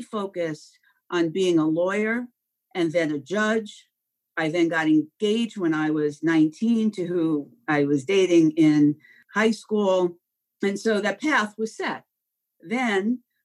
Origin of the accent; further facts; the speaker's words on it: Long Island, New York, United States; I grew up on Long Island.